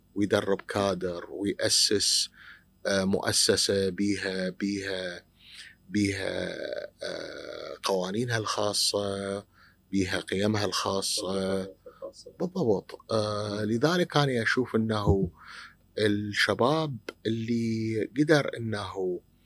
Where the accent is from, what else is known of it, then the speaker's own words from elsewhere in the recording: Iraq; إحنا عندنا بالعراق